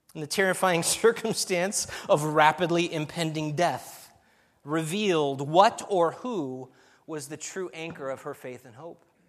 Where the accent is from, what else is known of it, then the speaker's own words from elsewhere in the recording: California, United States; moved away as an adult; also born or lived in Albania; I'm from California